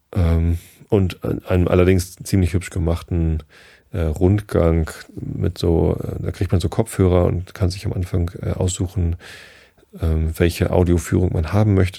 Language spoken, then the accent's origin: German; Northern Germany, Germany; Ich bin ja auch Norddeutscher